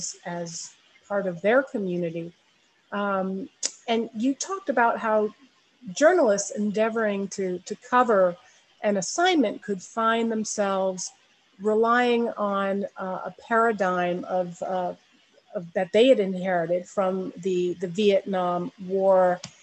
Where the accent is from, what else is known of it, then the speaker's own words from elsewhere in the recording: India; born there; my parents were in the Peace Corps, and that's where I was born in India.